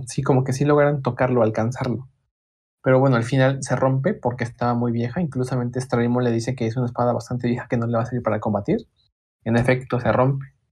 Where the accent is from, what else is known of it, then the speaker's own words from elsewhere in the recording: Puebla, Mexico; de Puebla, igual que yo